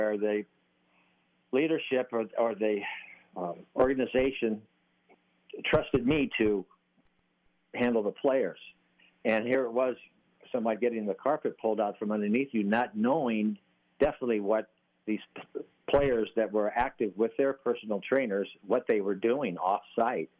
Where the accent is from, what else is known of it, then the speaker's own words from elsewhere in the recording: Sioux City, Iowa, United States; I grew up in Sioux City, Iowa